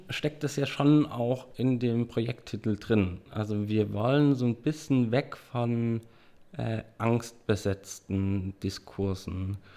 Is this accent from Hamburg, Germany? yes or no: no; Dresden, Saxony, Germany